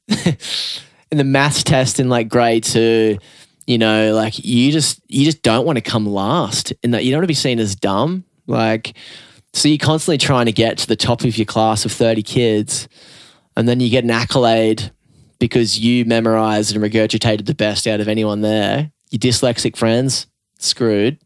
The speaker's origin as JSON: {"language": "English", "town": "Newcastle", "region": "New South Wales", "country": "Australia", "tie": "born or raised there", "said": "growing up in the Newcastle rock and roll scene"}